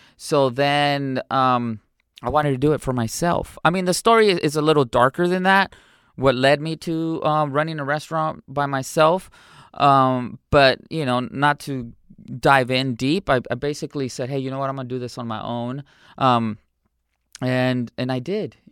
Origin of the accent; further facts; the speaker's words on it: San Diego, California, United States; also born or lived in Cotija, Michoacán, Mexico; I was smuggled in. And, um, I was raised in San Diego, California